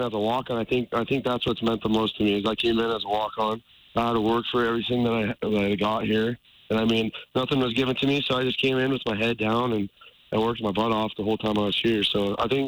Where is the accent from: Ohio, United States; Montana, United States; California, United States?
Montana, United States; we're all from Montana